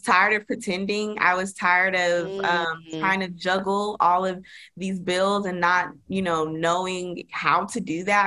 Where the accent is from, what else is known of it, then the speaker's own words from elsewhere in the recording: Dallas, Texas, United States; moved away as an adult; also born or lived in Las Vegas; I'm from Dallas, but I ended up moving to Las Vegas for my first